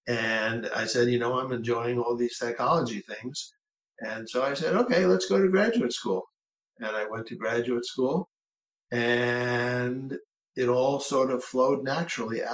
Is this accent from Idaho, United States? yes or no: no; New York City, New York, United States; I grew up in New York City